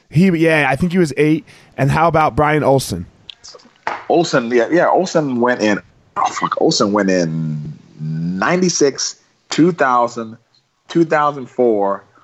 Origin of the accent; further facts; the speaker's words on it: Miami, Florida, United States; also born or lived in Pennsylvania / Maryland; Well, I grew up in. I was raised in Miami, Florida, but we moved around a bit.